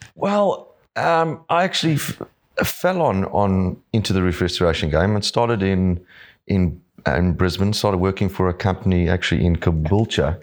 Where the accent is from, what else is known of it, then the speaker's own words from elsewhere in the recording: Johannesburg, Gauteng, South Africa; now in Yamba, Australia; I grew up in Johannesburg